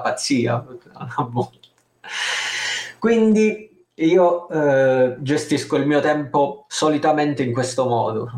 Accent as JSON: {"language": "Italian", "region": "Calabria", "country": "Italy", "said": "io sono calabrese se non si fosse capito dal mio accento svedese"}